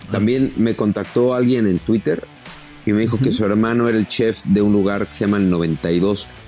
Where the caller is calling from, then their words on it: Melbourne, Victoria, Australia; desde Melbourne, Australia.